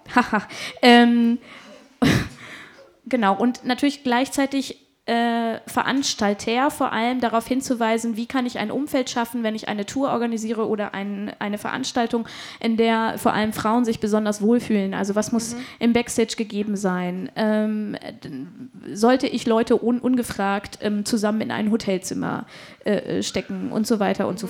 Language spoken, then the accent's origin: German; Hanover, Lower Saxony, Germany; bei uns in Hannover